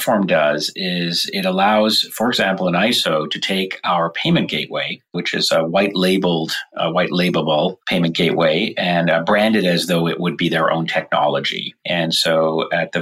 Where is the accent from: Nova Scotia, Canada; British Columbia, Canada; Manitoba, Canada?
British Columbia, Canada; Vancouver; now in San Francisco, United States; I live in San Francisco, California, and I grew up in Vancouver, Canada.